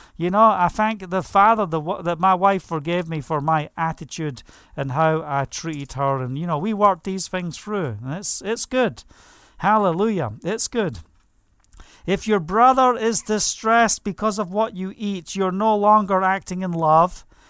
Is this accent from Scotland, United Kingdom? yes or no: yes; Scotland, United Kingdom; moved away as an adult; now in Israel; I was brought up in Scotland